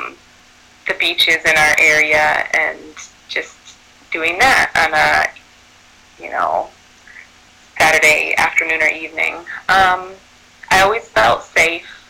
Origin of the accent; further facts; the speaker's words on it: Chicago, Illinois, United States; also born or lived in Evanston, Illinois; I grew up on the north side of Chicago in a neighborhood called Rogers Park. And then I would say I grew up there and also in Evanston